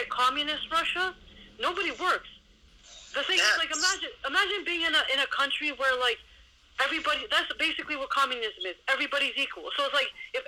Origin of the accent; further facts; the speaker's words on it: Ontario, Canada; I was born in Canada